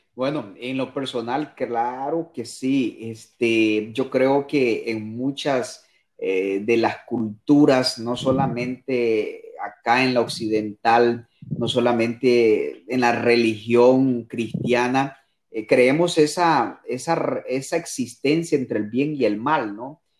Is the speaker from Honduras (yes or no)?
yes; Honduras; moved away as an adult; now in Costa Rica; Soy hondureño, eh, soy hondureño